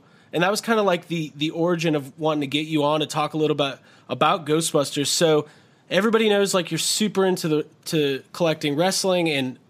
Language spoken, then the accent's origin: English; McDonough, Georgia, United States; moved away; McDonough, Georgia, where I'm from. I went to Eagles Landing High School.